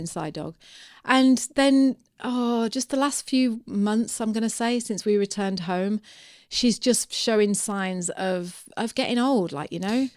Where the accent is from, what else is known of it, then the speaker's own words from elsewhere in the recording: United Kingdom; I'm British